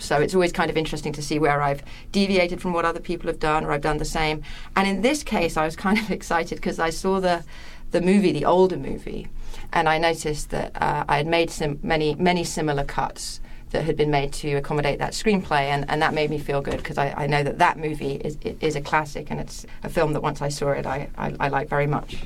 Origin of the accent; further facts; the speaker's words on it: England, United Kingdom; I'm English